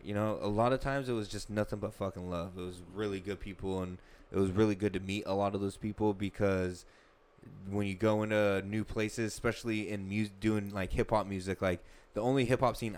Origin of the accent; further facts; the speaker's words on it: Lodi, California, United States; I was born and raised out here in Lodi